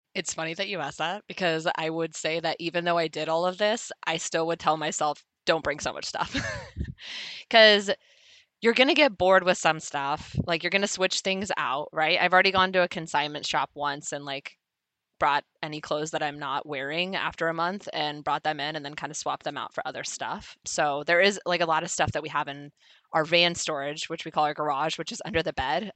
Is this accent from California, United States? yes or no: yes; California, United States; I'm from California